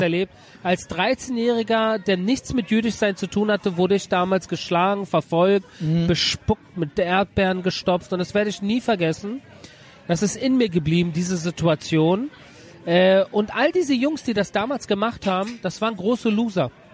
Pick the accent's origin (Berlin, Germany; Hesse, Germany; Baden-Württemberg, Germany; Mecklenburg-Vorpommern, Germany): Berlin, Germany; also born or lived in Göttingen; now in Tel Aviv, Israel; ich bin einer gewesen, der in Berlin geboren, also in Göttingen, aber mit drei nach Berlin in Berlin groß geworden